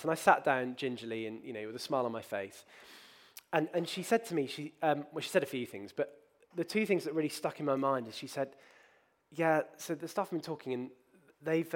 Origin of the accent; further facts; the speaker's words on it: Bristol, South West England, United Kingdom; as a child, I grew up in this city. I grew up near Trinity College, which is the Vicar Training School